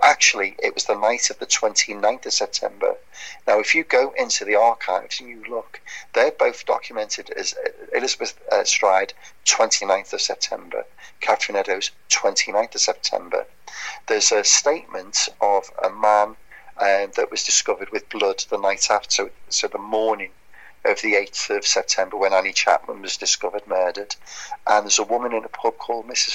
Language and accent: English; Birkenhead, North West England, United Kingdom; Birkenhead, where I'm my hometown